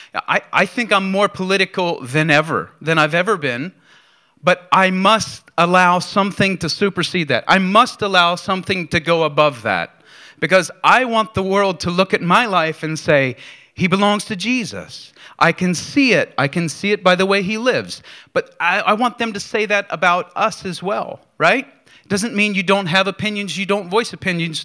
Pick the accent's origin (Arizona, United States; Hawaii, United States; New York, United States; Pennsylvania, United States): Pennsylvania, United States; Bedford; moved away; the video was of my hometown